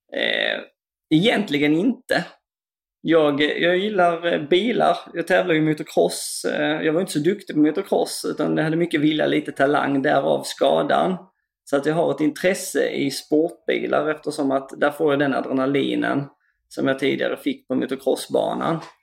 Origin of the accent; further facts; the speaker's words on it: Kristianstad area, Skåne, Sweden; bygden där jag kommer ifrån